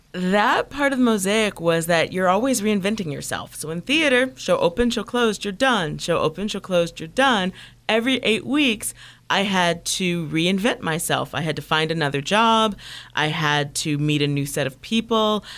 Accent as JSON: {"language": "English", "town": "Toledo", "region": "Ohio", "country": "United States", "tie": "born or raised there", "moved": "yes", "said": "I grew up in Midwest, in the Midwest, in a small town, Toledo, Ohio"}